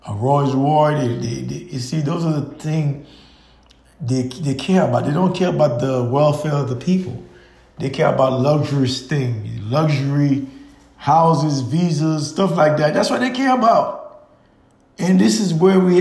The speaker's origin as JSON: {"language": "English", "country": "Haiti", "moved": "yes", "lives_now": "United States"}